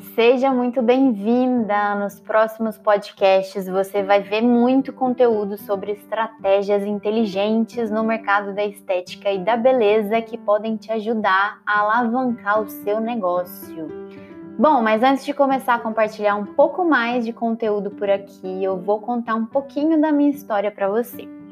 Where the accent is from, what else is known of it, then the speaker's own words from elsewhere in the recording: Lavras, Minas Gerais, Brazil; eu sou do interior do estado de Minas Gerais, cidade de Lavras